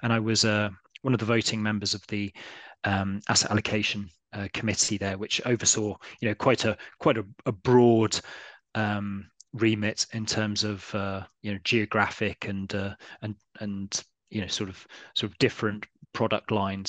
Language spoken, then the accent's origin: English; London, United Kingdom; also born or lived in Essex / New Delhi, India / Karachi, Pakistan / Edinburgh; I was born in Essex, but then very soon after that, my parents took us on a bit of an international journey. So I lived in New Delhi in India, and then Karachi in Pakistan up until I was about 11, and then came back to London, studied there